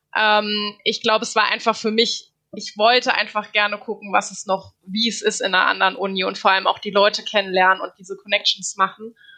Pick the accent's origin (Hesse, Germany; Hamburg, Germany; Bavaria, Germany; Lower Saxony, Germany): Hesse, Germany; Darmstadt; moved away; also born or lived in North Rhine-Westphalia; ich komme aus Darmstadt